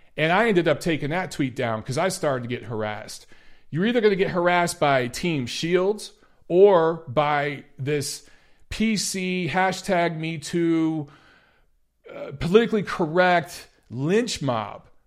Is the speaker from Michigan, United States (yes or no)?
yes; Detroit, Michigan, United States; moved away; Detroit, my hometown